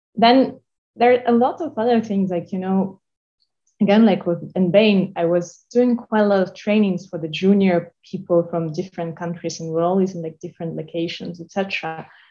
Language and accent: English; Moscow, Russia; moved away; I'm Russian. I was born in Moscow.